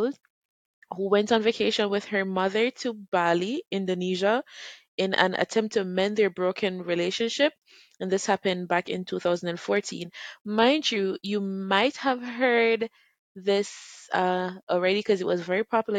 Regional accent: Jamaica; I'm a Jamaican

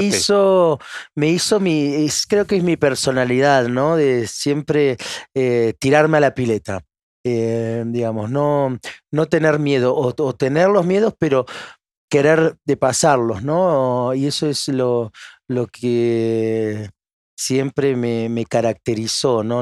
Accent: Argentina; moved away as an adult; now in France; Argentina la amo, es mi, es mi tierra

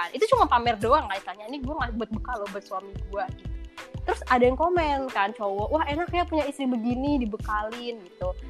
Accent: Yogyakarta, Special Region of Yogyakarta, Indonesia; aku orang Jogja.

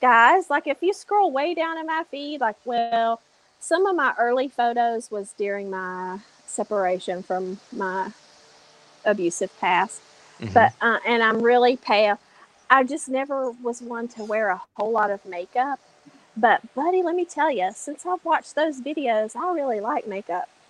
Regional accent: Appalachia, United States; I'm Southern. Yeah. And I'm Appalachian.

